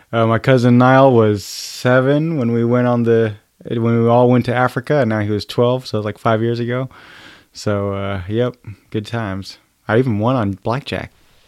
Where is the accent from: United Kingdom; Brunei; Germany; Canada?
Germany; also born or lived in Oregon, United States; I grew up in Germany, so hence the show about the U.S. and German.